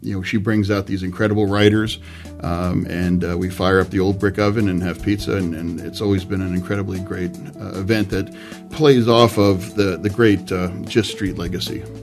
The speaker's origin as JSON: {"language": "English", "town": "York", "region": "Pennsylvania", "country": "United States", "tie": "born or raised there", "lives_now": "Braddock, United States", "said": "I grew up uh, from York in York, Pennsylvania"}